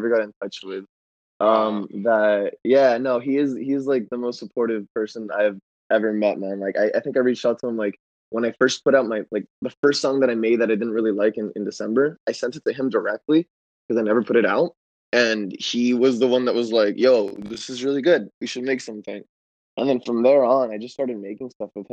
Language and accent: English; San Diego, California, United States; now in Los Angeles, United States; I am from San Diego